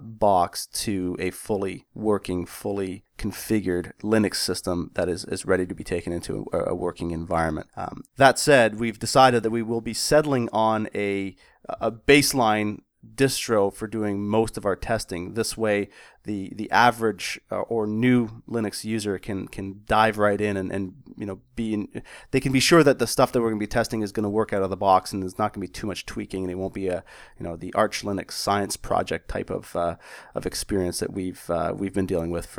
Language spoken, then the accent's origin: English; Canada; As a Canadian and a hockey player